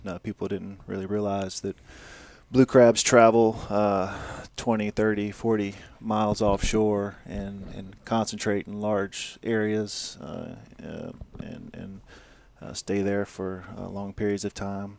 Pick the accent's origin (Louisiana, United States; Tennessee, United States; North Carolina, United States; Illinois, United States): Louisiana, United States; I'm, I'm from Louisiana, like I said, I grew up eating, you know, crabs and crawfish and shrimp